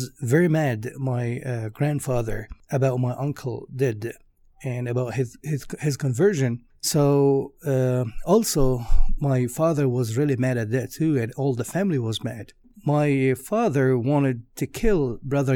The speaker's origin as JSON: {"language": "English", "country": "Egypt", "tie": "born or raised there", "moved": "yes", "lives_now": "Nashville, United States", "said": "I was born in Egypt in 1984 in a Christian family"}